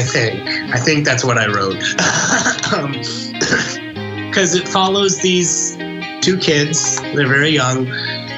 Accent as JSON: {"language": "English", "town": "Stillwater", "region": "Oklahoma", "country": "United States", "tie": "born or raised there", "said": "I grew up in Stillwater, Oklahoma, and that's where I live"}